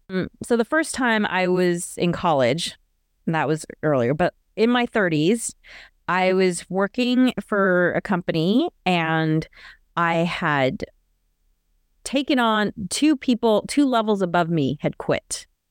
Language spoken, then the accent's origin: English; United States; Natasha and I are both Americans.